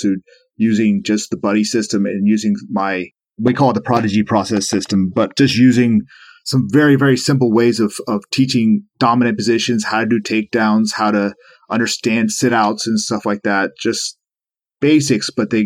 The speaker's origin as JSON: {"language": "English", "town": "Charleston", "country": "United States", "also_born_or_lived": "Florida", "said": "we moved from Florida to Charleston, back to Charleston where I'm from"}